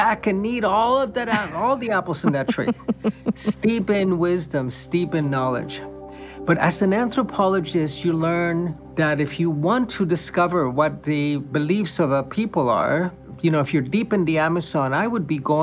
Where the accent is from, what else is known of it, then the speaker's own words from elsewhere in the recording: Cuba; moved away; I was born and raised in Cuba